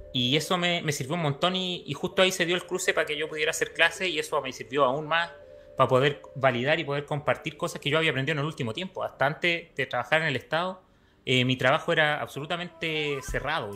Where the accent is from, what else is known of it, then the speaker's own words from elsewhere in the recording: Temuco, Araucanía, Chile; moved away as an adult; now in Santiago, Chile; Yo soy del sur, soy de Temuco